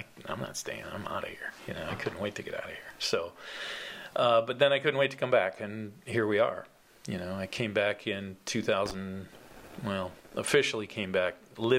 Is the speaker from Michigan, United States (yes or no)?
yes; Alpena, Michigan, United States; moved away as an adult; So I was born and raised here in Alpena. I grew up a block away from Bingham School. My parents still live there.